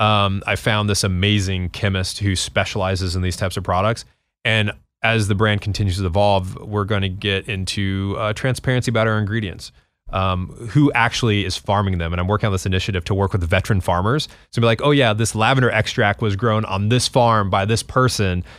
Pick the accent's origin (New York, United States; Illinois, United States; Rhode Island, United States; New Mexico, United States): New Mexico, United States; growing up in New Mexico